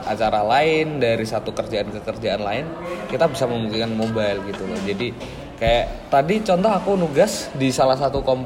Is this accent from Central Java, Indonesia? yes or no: yes; Magelang, Central Java, Indonesia; born or raised there